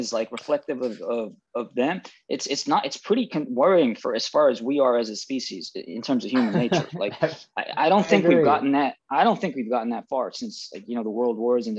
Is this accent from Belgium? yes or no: no; United Kingdom; I am Brit-ish, right? I was born and schooled in Britain.